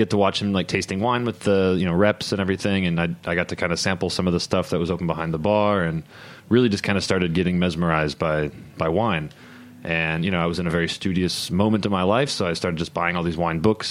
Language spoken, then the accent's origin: English; Illinois, United States; moved away as an adult; now in New York City, United States; It certainly wasn't much of a wine culture in at least where I grew up in Illinois.